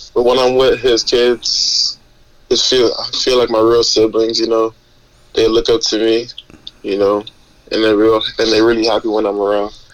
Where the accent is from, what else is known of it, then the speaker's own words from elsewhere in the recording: North Miami, Florida, United States; I grew up in north miami I was born in Florida